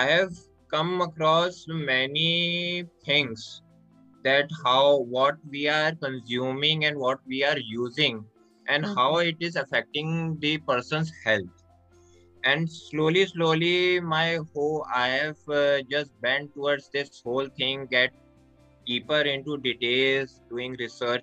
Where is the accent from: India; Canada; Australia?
India; Haridwar, Uttarakhand; I am from Uttarakhand, Haridwar, a small spiritual town. I am born and brought up in this only a small spiritual city.